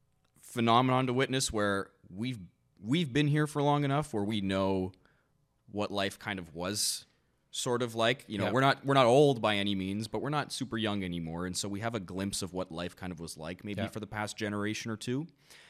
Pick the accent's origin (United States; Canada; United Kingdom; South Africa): Canada; growing up in Canada, and you know, being in such a multicultural, diverse country